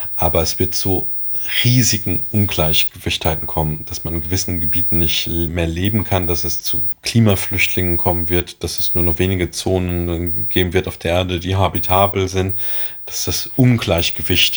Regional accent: Germany; Bei uns in Deutschland

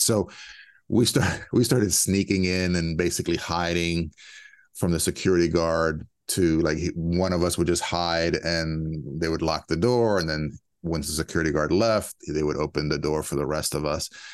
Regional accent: a suburb of DC, Maryland, United States; I grew up in Maryland, you know, b, a suburb of D C.

